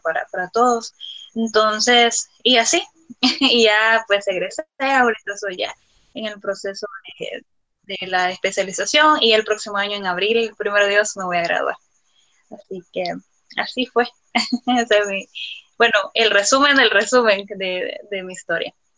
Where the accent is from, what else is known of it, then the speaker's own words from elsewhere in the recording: El Salvador; Soy una afrodescendiente salvadoreña también, orgullosamente